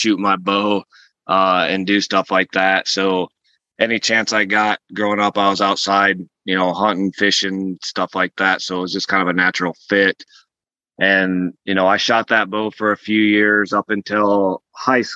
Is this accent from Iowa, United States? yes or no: yes; North Central Iowa, United States; I grew up in North Central Iowa